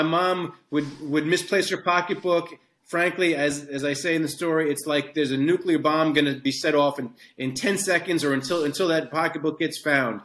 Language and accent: English; Hicksville, New York, United States; I grew up in Hicksville, Long Island